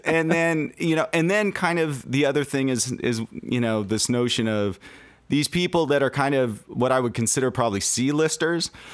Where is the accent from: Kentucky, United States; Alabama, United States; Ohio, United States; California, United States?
California, United States; Los Angeles; now in Seattle, United States; I'm originally from Los Angeles